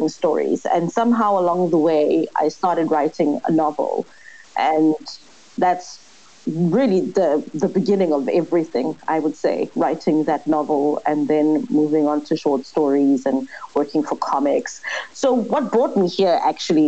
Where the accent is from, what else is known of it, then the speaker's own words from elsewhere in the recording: Soweto, Gauteng, South Africa; also born or lived in Hout Bay, Cape Town; now in Cape Town, South Africa; I was born and raised in Soweto, and now I live in a place that should be called a retirement village in Cape